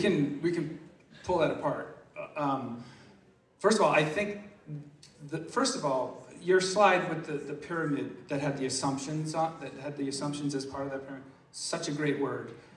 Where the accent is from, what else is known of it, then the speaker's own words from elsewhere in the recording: Massachusetts, United States; I'm from Massachusetts